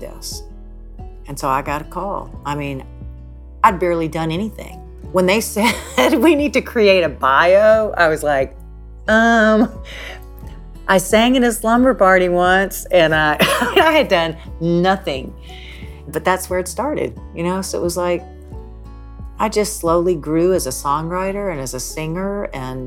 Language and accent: English; Nashville, Tennessee, United States; I grew up in Nashville, Tennessee, the youngest of four girls